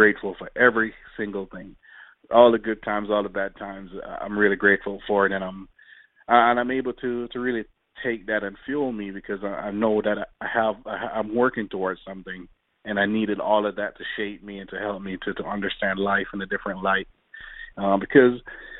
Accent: Jamaica; now in United States; growing up in Jamaica, it's pretty rough

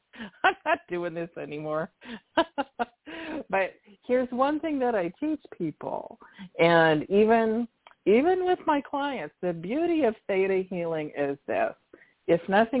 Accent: Washington, United States; also born or lived in Sacramento, California; went back to Washington State. That's my home. Well, I call it my home state, but, you know, it's where I spent most of my life

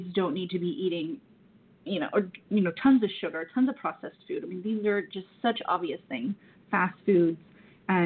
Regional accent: the South, United States; I'm from the South

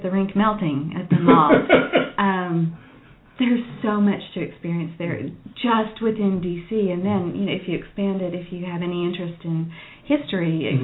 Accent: Waco, Texas, United States; now in Dallas, United States; I grew up in Waco, Texas

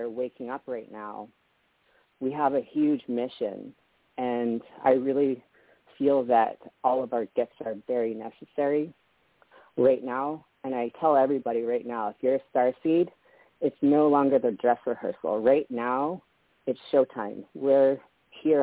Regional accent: Canada; also born or lived in Las Vegas; now in Hawaii, United States; I was born in Canada

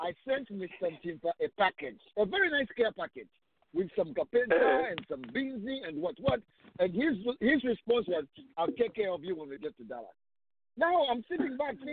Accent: Zambia; moved away as an adult; now in United States; growing up in Zambia

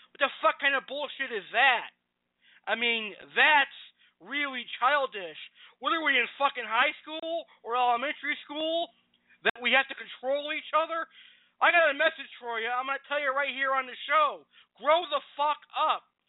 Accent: United States; I'm an American

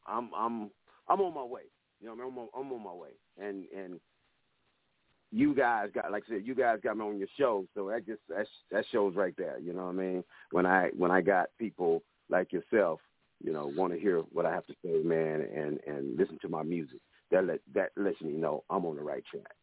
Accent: Dallas, Texas, United States; I'm from Dallas, Texas

